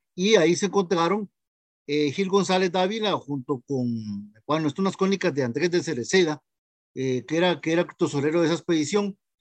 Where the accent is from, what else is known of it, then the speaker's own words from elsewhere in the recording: Santa Ana, San José, Costa Rica; soy de Santana